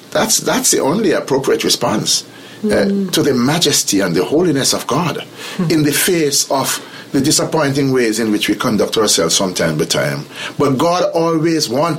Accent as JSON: {"language": "English", "country": "Jamaica", "said": "I'm from Jamaica, and Jamaica is a very small country"}